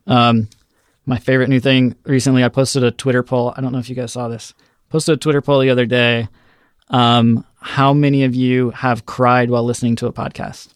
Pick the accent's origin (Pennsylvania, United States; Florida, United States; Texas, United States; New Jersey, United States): Florida, United States; Orlando; moved away as an adult; I'm from Orlando, Florida